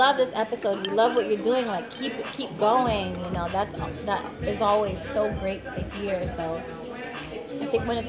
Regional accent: St. Kitts & Nevis; now in United States; I'm from St. Kitts. I was born in St. Kitts.

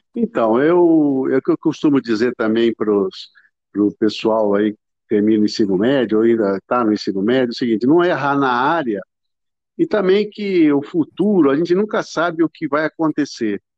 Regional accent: Ribeirão Preto, São Paulo, Brazil; eu sou de Ribeirão Preto

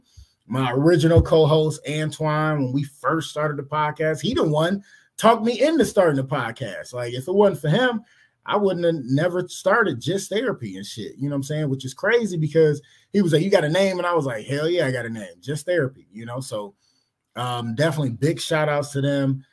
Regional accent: Cleveland, Ohio, United States; I'm from Cleveland

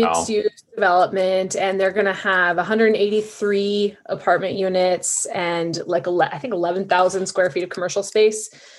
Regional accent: Longmont, Colorado, United States; I grew up in Longmont and here I am living here

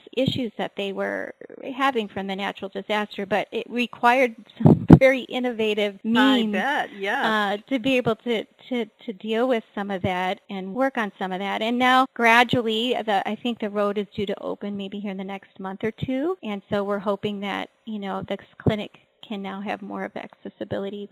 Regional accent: Kauai, Hawaii, United States; I'm from Hawaii. I'm from the island of Kauai, which is the northernmost island in the island chain

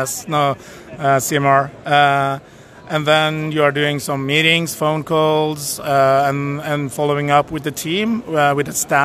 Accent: Norway; We are from Norway, located in Oslo and Kvitsøy

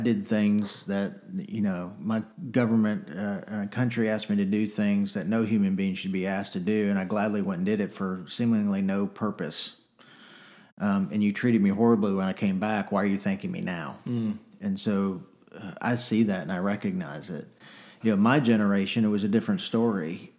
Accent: North Texas, United States; I grew up in the '80s and '90s, uh, mostly in Texas, although I'm not from Texas originally. Um, but mostly, you know, North Texas

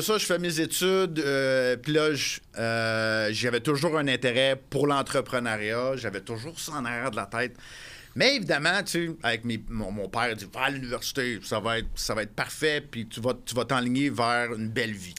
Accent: Montreal, Quebec, Canada; moved away as an adult; je suis revenu à Montréal, ma ville natale

